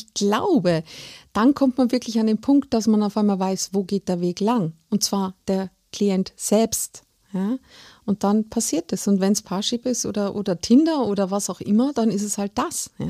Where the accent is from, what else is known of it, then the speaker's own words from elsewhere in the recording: Salzburg, Austria; now in Germany; Ich, ich bin Salzburgerin